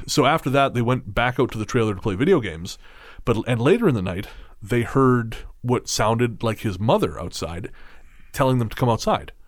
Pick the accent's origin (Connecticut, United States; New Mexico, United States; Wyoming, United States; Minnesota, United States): Wyoming, United States; Yellowstone; moved away; growing up in Yellowstone